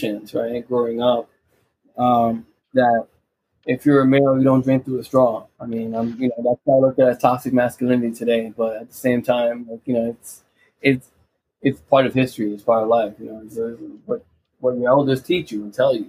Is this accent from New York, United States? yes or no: yes; New York, United States; as being a New Yorker myself